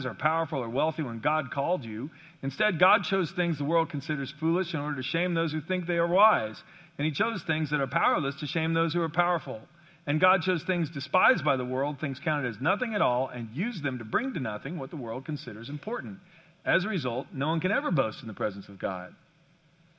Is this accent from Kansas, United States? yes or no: yes; Kansas, United States; there's a town not far from me and from where I grew up in Kansas, Abilene, Kansas